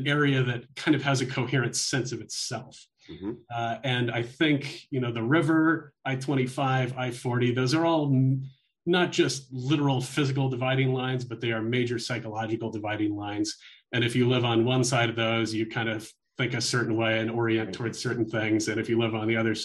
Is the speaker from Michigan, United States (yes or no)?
no; Olympia, Washington, United States; now in Albuquerque, United States; I was doing community radio and fun things like that back when I was a teenager growing up in Olympia, Washington